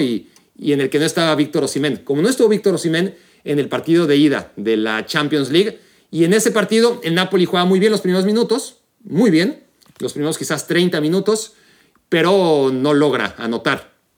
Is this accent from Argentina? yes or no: no; Mexico; como mexicano